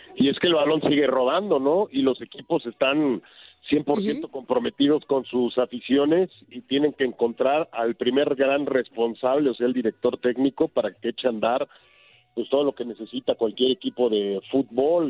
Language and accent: Spanish; Cuernavaca, Morelos, Mexico; moved away; yo aquí vi la, luz por primera vez en la vida hace 51 años, entonces cada vez que puedo me vengo a mi pueblito